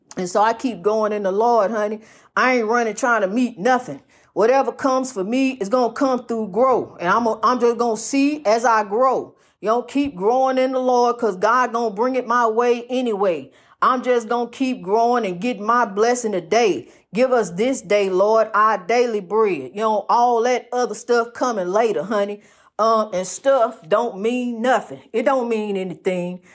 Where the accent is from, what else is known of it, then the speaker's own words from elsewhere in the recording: East St. Louis, Illinois, United States; I wanna see my people in my hometown, my birthplace, East Saint Louis